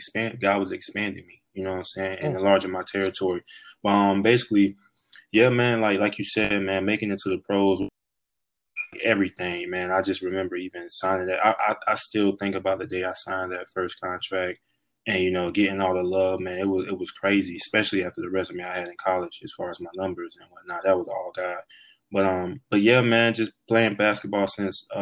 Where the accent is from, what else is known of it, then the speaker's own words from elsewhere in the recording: South Carolina, United States; also born or lived in Tampa Bay, Florida; I feel like I'm really from South Carolina. That's why I went to high school, and that's why I went to college